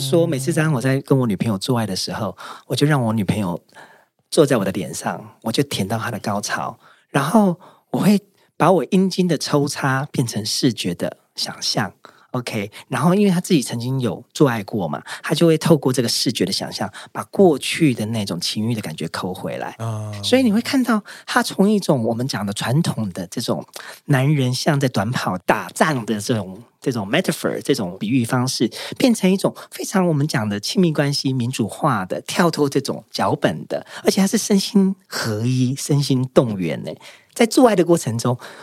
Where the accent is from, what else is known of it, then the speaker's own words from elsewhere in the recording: Taiwan; 大家都说我是台湾人的骄傲